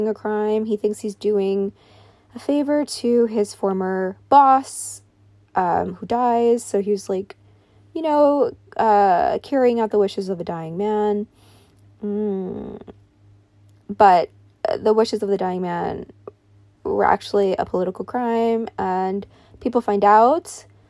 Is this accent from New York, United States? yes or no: yes; New York, United States; I grew up in New York